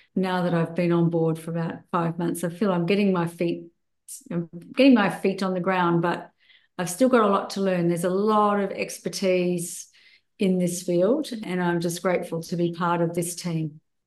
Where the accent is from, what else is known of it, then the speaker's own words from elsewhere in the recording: Australia; I returned to my home country of Australia